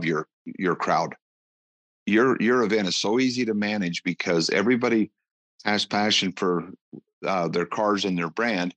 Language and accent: English; Utah, United States; now in Las Vegas, United States; I grew up in Utah, so I understand what cabin fever is